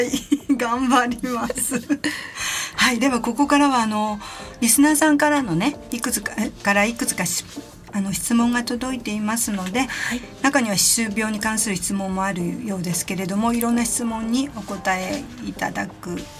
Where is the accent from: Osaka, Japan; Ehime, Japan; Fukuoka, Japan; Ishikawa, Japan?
Ishikawa, Japan; Kanazawa; moved away; ふるさとの金沢へ行ってまいりました